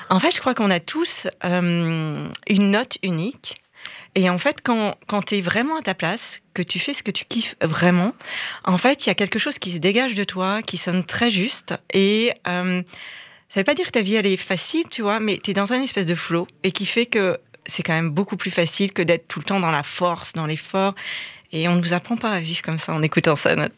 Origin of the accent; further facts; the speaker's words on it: Reims, Grand Est, France; moved away as an adult; moi je suis de Reims en France, de quitter la ville dans laquelle j'avais grandi